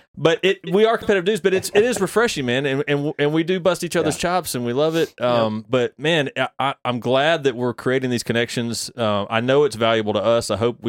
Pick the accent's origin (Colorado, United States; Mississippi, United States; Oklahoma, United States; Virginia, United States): Mississippi, United States; I'm from Mississippi.